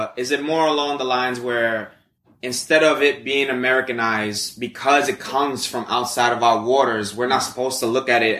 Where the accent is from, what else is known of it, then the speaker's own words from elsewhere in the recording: New York City, New York, United States; We grew up in New York City, possibly the biggest city, most well-renowned city